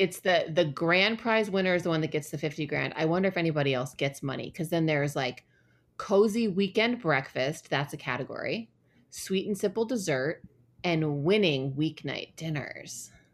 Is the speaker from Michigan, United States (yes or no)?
yes; Ann Arbor, Michigan, United States; moved away; in my hometown there's a place called Zingerman's and there it's like a really famous deli